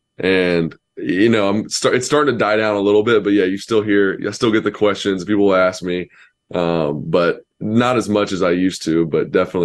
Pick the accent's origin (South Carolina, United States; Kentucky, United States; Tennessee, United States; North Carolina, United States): Tennessee, United States; Knoxville; born there; My family is huge Tennessee fans. I was born in Knoxville